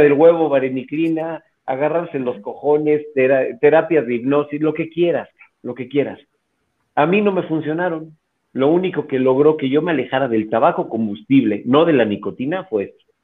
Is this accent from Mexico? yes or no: yes; Mexico